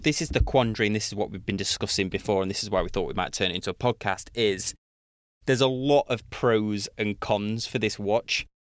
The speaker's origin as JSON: {"language": "English", "country": "United Kingdom", "said": "being British"}